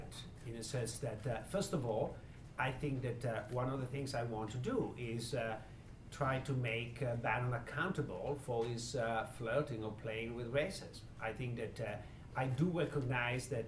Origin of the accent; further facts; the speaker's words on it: Italy; moved away as an adult; now in Chicago, United States; growing up in Italy, but when I grew up in Italy in the 70s